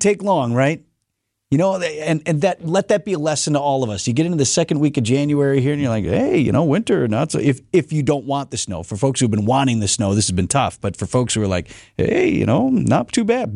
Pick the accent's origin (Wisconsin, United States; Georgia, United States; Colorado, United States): Wisconsin, United States; Wauwatosa; I grew up in Tosa, and in certain spots of, of Wauwatosa, the homes are right on top of each other